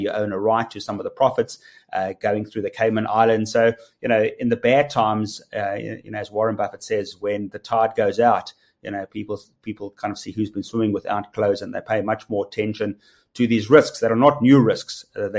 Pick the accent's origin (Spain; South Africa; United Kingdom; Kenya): South Africa; as a rand, as a South African, you know, you're also getting the dollar strength or the rand weakness